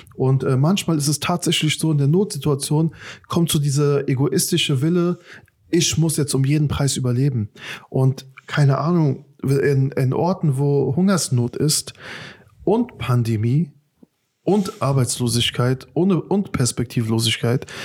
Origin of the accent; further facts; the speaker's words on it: Afghanistan; now in Germany; in meinem Herkunftsland ist sehr, sehr krasse Armut in Afghanistan.